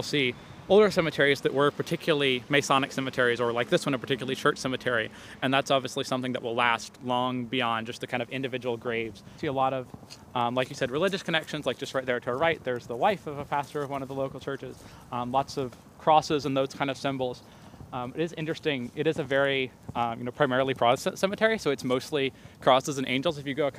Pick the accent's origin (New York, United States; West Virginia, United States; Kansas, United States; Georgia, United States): West Virginia, United States; Southern; moved away as an adult; now in Princeton, United States; I'm 19. I'm a sophomore at Princeton, currently deciding between history and politics for my concentration. I'm originally from Southern West Virginia.